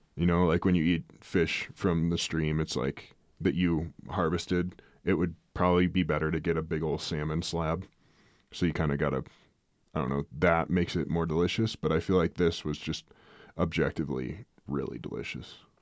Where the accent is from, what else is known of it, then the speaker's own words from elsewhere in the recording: Midwest, United States; moved away; growing up in the Midwest, you have so much moisture and settling and freezing and thaws